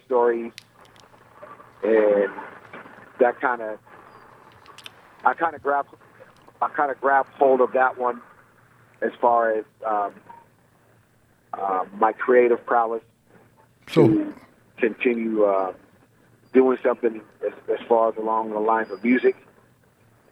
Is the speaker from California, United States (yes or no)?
yes; Riverside, California, United States; I grew up in Riverside. I grew up on the east side of Riverside